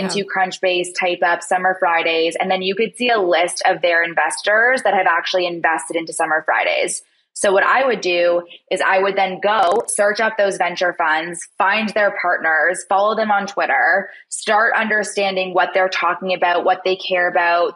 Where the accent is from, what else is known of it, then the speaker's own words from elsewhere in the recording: Toronto, Ontario, Canada; moved away; I'm actually from Toronto, Canada